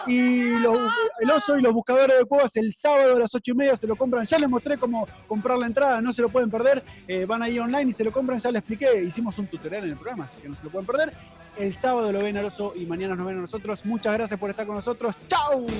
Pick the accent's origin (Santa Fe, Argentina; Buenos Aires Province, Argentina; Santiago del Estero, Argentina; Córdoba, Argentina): Buenos Aires Province, Argentina; Mar del Plata; also born or lived in 9 de Julio, Buenos Aires Province; yo nací en 9 de julio, pero de chico me fui a vivir a Mar del Plata